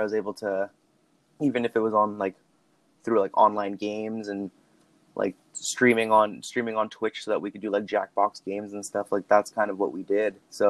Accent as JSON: {"language": "English", "town": "Lethbridge", "region": "Alberta", "country": "Canada", "also_born_or_lived": "Calgary", "lives_now": "Vancouver, Canada", "said": "I made the move to Vancouver out of Lethbridge, but even when I moved to Calgary from Lethbridge, I always had Brianna there."}